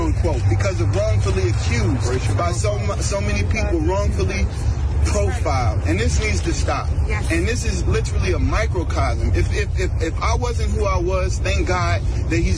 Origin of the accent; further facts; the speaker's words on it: Ferguson, Missouri, United States; I come from Ferguson, and this has been my passport.